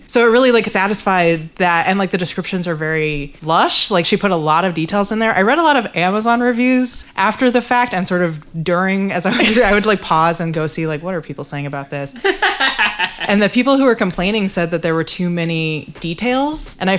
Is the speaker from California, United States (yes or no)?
no; Las Vegas, Nevada, United States; now in Chicago, United States; I was born and raised in Las Vegas, Nevada, and I live in Chicago now, and I miss Las Vegas very much.